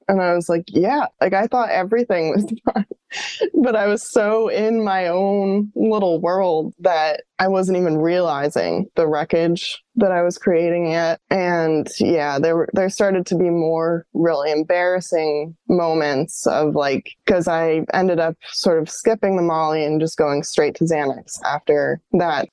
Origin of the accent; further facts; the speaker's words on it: New York, United States; moved away as an adult; also born or lived in Colorado / Florida; New York, where I was from.